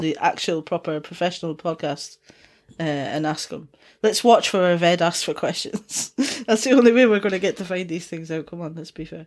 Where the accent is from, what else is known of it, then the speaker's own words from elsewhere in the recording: Dundee, Scotland, United Kingdom; accent: Dundonian mixed with Geordie; also born or lived in Newcastle upon Tyne; Dundonian accent, which is, uh, where I'm from